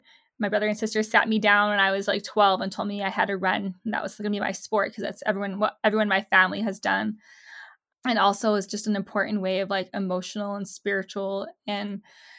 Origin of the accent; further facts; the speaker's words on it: Southwest, United States; Growing up in the Southwest